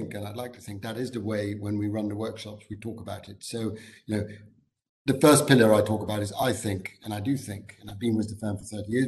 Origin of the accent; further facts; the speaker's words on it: Amsterdam, North Holland, Netherlands; I'm from the Netherlands, from Amsterdam, and I always say people are quite direct in Amsterdam